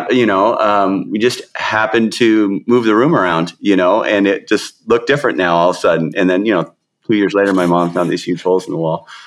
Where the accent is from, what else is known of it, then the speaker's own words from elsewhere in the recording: Seattle, Washington, United States; also born or lived in South King County; I grew up in the Seattle area